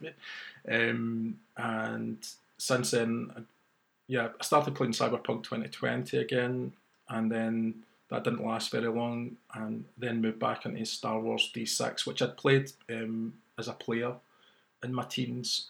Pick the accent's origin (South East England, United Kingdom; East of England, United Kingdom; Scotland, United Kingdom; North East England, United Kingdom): Scotland, United Kingdom; Glasgow; my hometown of Glasgow